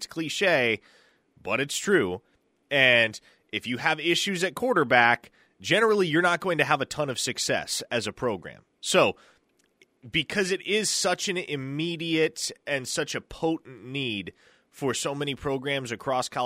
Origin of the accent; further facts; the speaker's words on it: Nebraska, United States; moved away; I grew up in Nebraska around a whole bunch of Husker fans